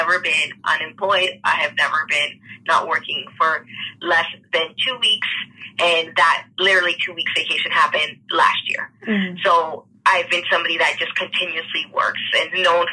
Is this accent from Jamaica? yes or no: no; Dominican Republic; now in Toronto, Canada; I reside in Toronto, Canada, but I was born in the Dominican Republic